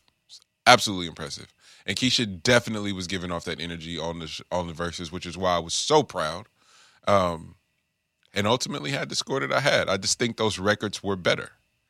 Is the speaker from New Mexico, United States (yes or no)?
no; the Bay Area, California, United States; I'm from the Bay.